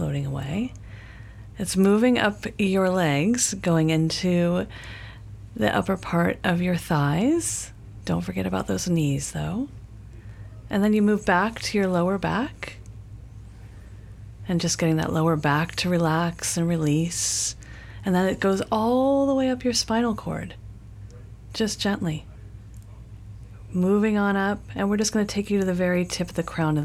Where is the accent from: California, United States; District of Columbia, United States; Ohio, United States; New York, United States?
California, United States; Los Angeles; moved away as an adult; now in Sonoma, United States; I grew up in L.A.